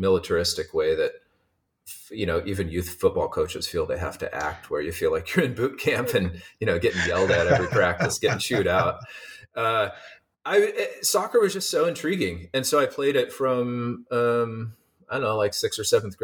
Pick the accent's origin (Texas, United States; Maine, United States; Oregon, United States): Oregon, United States; Eugene; born or raised there; moved away as an adult; also born or lived in Seattle, Washington; now in San Diego, United States